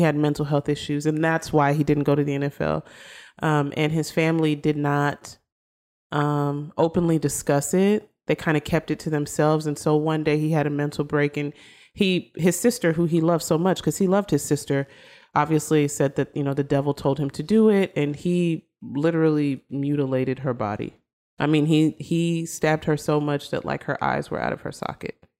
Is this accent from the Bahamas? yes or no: no; Austin, Texas, United States; moved away; I'm originally from Austin.